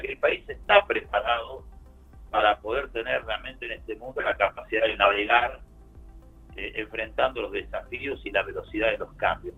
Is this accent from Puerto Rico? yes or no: no; Argentina